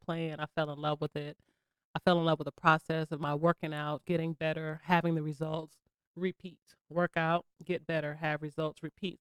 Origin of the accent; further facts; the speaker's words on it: Charleston, South Carolina, United States; also born or lived in Bronx, New York; I was born in the Bronx, but I claim South Carolina